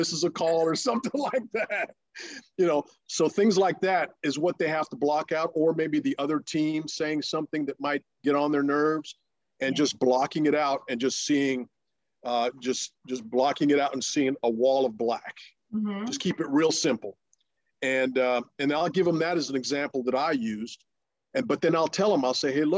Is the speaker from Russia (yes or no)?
yes; Russia; first language Russian; English is a second language; moved away; the country that I was born